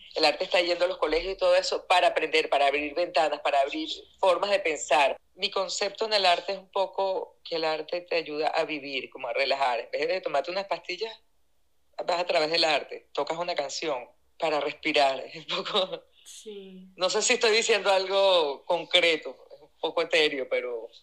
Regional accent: Venezuela; moved away as an adult; now in Indianapolis, United States; yo digo que yo crecí en Venezuela y vine a envejecer en Estados Unidos

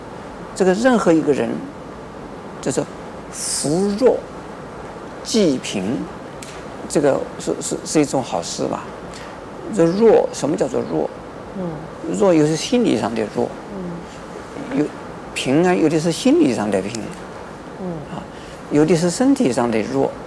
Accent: China; 我们中国人呢，不是种族歧视，嗯，而是呢，乡土歧视。

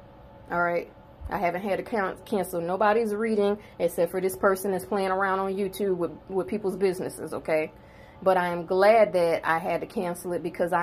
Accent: South Carolina, United States; I'm born and bred in South Carolina

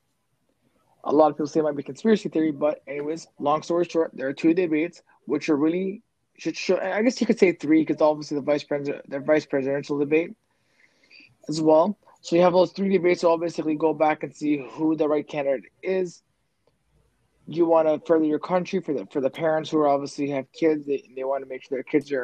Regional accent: Canada; we're Canadian

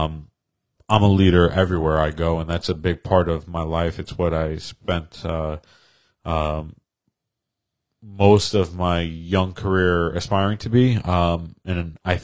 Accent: Yonkers, New York, United States; moved away as an adult; now in Poughkeepsie, United States; I was a product of Yonkers, spent practically my whole life there

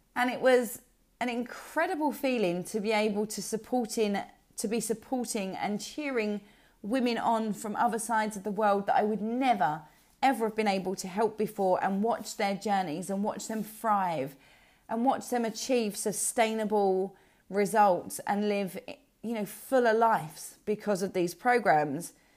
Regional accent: Essex, East of England, United Kingdom; from Essex

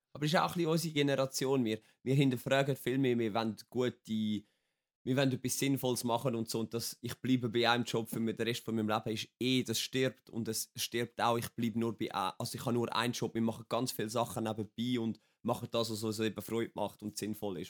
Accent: Wetzikon, Zurich, Switzerland; Ich bin 27 in Wetzigen geboren

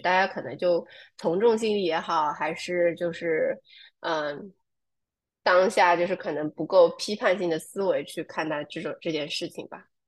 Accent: near Ningbo, Zhejiang, China; moved away; also born or lived in New York, United States; 在宁波这个地方，我的家乡附近

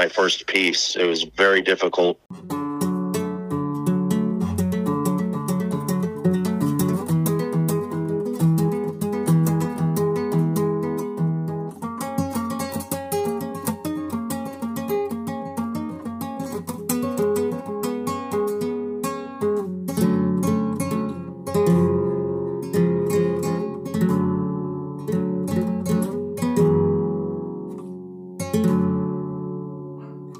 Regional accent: Norwalk, Connecticut, United States; I grew up in Norwalk most of my life

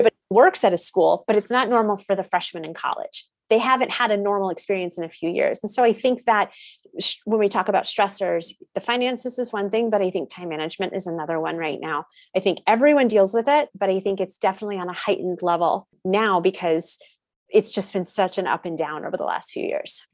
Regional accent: Connecticut, United States; I grew up in Connecticut, went to a public school

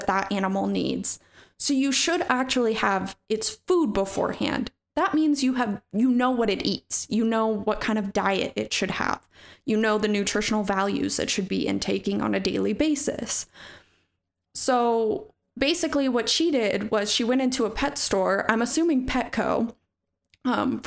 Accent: Snohomish, Washington, United States; my hometown, fun fact, of Snohomish, Washington

